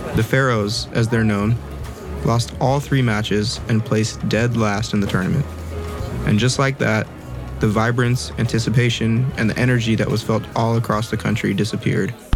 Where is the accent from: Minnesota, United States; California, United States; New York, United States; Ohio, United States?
California, United States; Los Angeles; I'm from Los Angeles, California